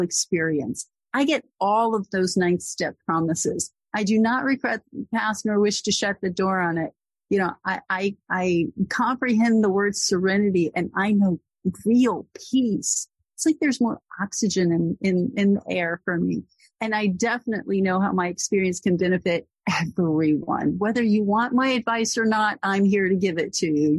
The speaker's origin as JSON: {"language": "English", "town": "Corpus Christi", "region": "Texas", "country": "United States", "moved": "as an adult", "lives_now": "Boston, United States", "said": "I'm from Corpus Christi, Texas"}